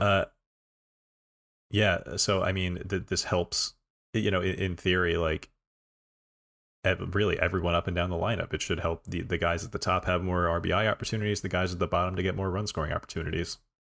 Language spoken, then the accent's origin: English; New Jersey, United States; I am from Jersey